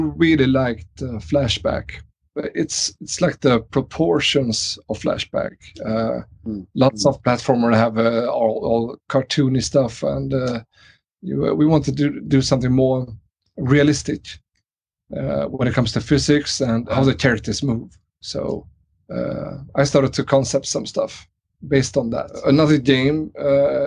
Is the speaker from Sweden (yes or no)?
yes; Trollhättan, Västra Götaland, Sweden; growing up in Sweden in the 80s